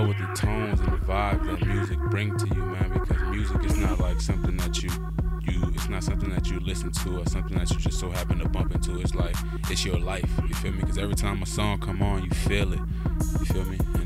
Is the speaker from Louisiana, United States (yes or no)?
yes; New Orleans, Louisiana, United States; moved away as an adult; now in Oakland, United States; born and raised in New Orleans, Louisiana. You know, 21 beautiful years of my life spent out there